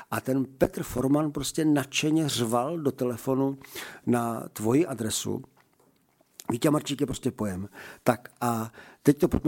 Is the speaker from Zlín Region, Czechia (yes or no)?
yes; Zlín Region, Czechia; A vítěz chrou okolností je Valach a já jsem taky Valach.